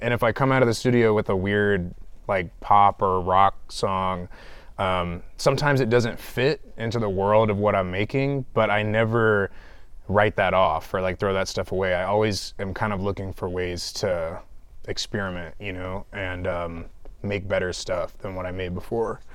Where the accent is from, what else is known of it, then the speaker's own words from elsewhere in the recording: Clarkston, Georgia, United States; I'm from the east side of Atlanta. I grew up in Clarkston for the most part